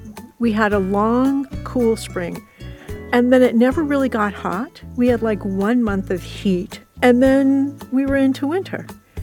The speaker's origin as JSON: {"language": "English", "region": "California", "country": "United States", "tie": "born or raised there", "said": "I'm born and raised in Southern California. I have never seen a full-on rainstorm in summer."}